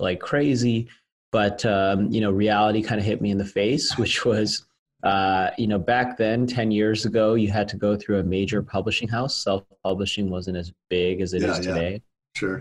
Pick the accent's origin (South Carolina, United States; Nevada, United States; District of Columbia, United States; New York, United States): Nevada, United States; Las Vegas; my hometown where I originally started the company. We were doing well as a small business. I'm from Las Vegas.